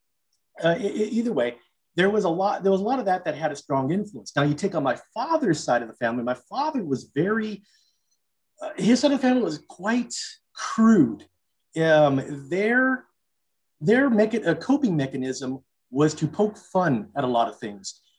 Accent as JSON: {"language": "English", "town": "Los Angeles", "region": "California", "country": "United States", "tie": "born or raised there", "said": "I grew up in Los Angeles, California"}